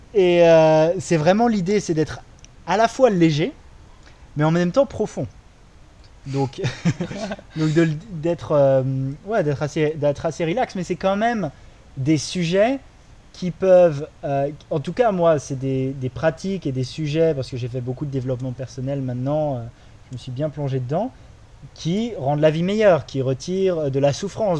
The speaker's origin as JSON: {"language": "French", "country": "France", "tie": "born or raised there", "also_born_or_lived": "Australia", "moved": "as an adult", "lives_now": "Bali, Indonesia", "said": "Moi, j'ai grandi en France"}